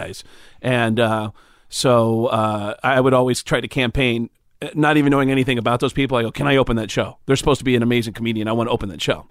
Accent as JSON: {"language": "English", "town": "Mount Vernon", "region": "New York", "country": "United States", "tie": "born or raised there"}